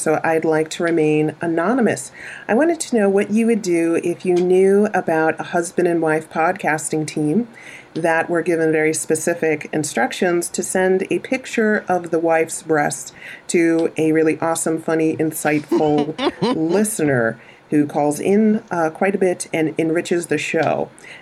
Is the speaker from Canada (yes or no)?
no; Jamaica; I'm Jamaican